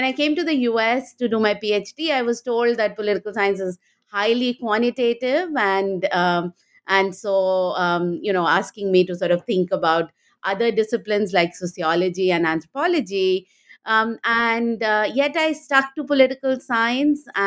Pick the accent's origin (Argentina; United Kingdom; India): India; moved away as an adult; now in United States; I grew up in India and went to Delhi University